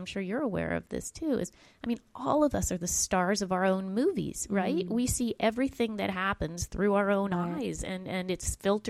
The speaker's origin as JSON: {"language": "English", "town": "Tulsa", "region": "Oklahoma", "country": "United States", "tie": "born or raised there", "said": "I was just speaking in my hometown of Tulsa, Oklahoma"}